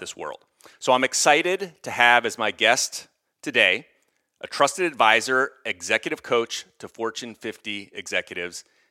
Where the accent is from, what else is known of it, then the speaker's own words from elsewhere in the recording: outside of Philadelphia, Pennsylvania, United States; a guy who grew up outside of Philly